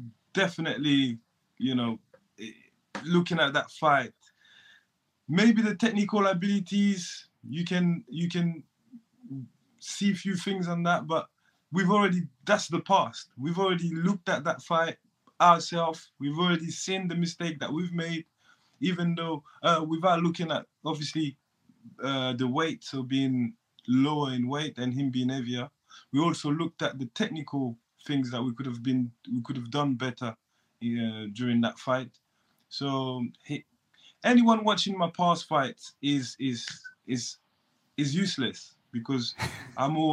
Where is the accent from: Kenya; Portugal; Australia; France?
France; also born or lived in Ivory Coast; now in United Kingdom; I'm from France